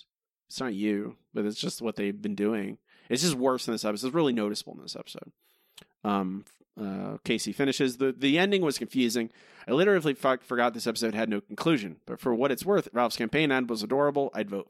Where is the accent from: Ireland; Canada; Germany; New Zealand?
Ireland; I gotta say, as an Irish person, this episode is impenetrable for me.